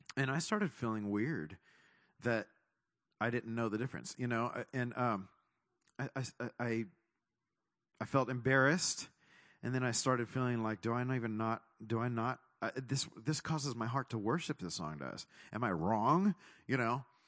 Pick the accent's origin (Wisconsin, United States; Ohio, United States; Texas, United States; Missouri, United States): Texas, United States; moved away; also born or lived in California; I was born in Texas